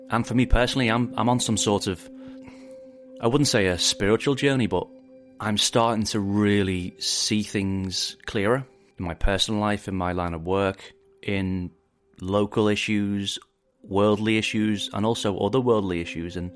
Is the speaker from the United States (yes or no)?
no; Liverpool, North West England, United Kingdom; I'm originally from Liverpool. This is my posh radio voice. Grew up in the 80s.